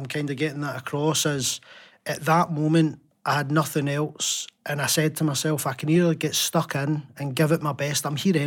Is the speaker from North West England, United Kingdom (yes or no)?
no; Glasgow, Scotland, United Kingdom; born and raised in Glasgow